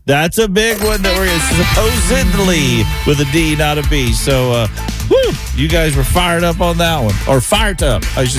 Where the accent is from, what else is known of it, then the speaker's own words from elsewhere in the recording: the South, United States; now in Cincinnati, United States; growing up in the South.